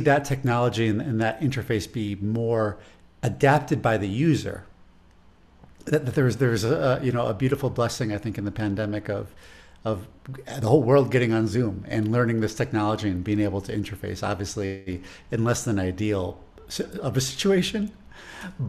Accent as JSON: {"language": "English", "town": "Chicago", "region": "Illinois", "country": "United States", "accent": "Chicago", "said": "my Chicago accent"}